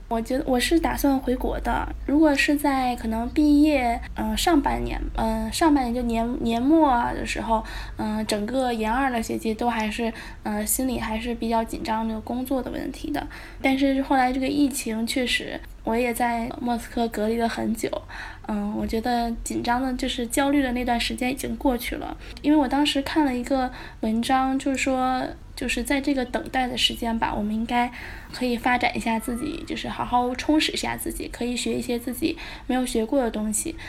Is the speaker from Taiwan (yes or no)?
no; China; also born or lived in Volgograd, Russia; 我们，就是中国人